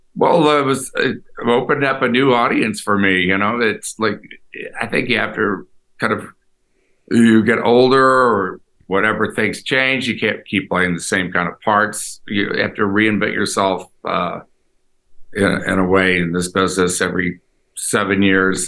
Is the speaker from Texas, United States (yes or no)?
yes; Houston, Texas, United States; moved away; also born or lived in Los Angeles; I grew up in Houston